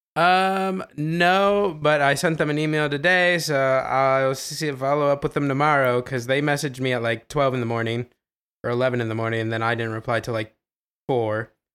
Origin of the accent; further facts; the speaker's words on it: Ohio, United States; I'm from Ohio